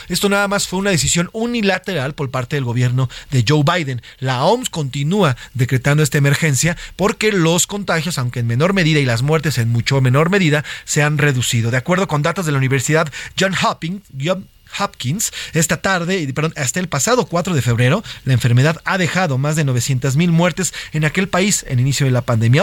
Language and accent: Spanish; Mexico; como yo y como muchos mexicanos